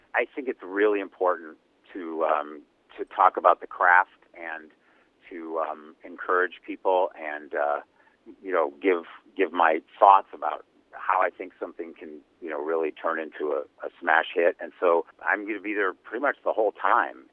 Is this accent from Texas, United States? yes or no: no; Cleveland, Ohio, United States; the rock and roll capital of the world, my hometown, Cleveland, Ohio